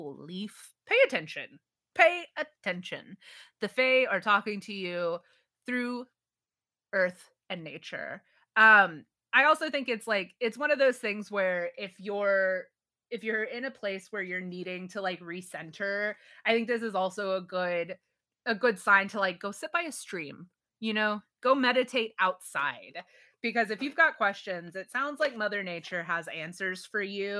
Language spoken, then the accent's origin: English; Texas, United States; We grew up in Texas